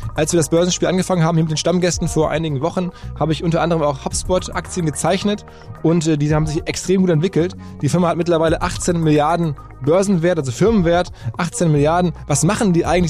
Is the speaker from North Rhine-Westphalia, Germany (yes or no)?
yes; Essen, North Rhine-Westphalia, Germany; Ich bin selber in Essen im Fußballverein quasi aufgewachsen